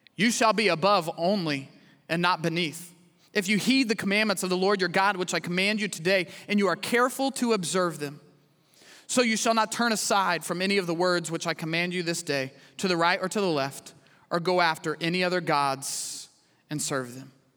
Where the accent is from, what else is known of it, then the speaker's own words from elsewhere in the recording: Midwest, United States; moved away as an adult; now in Houston, United States; I grew up in the Midwest.